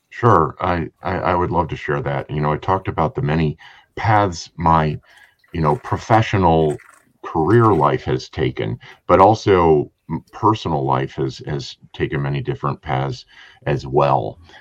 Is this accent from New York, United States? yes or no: no; Trenton, Michigan, United States; growing up in Trenton, Michigan